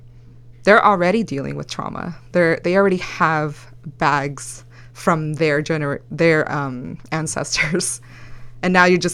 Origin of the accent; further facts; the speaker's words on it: El Salvador; first language Spanish; English is a second language; also born or lived in United States; I was born here, yes, but I grew up in El Salvador for about 2-3 years, so Spanish was my first language, and I had to learn how to speak English here, which was tough.